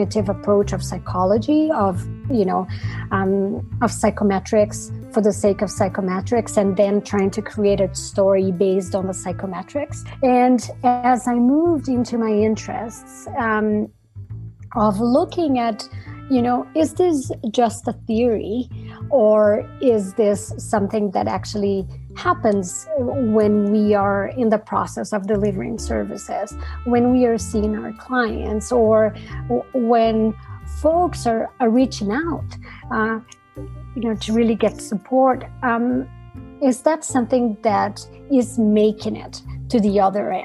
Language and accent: English; Brazil; moved away; I was coming from Brazil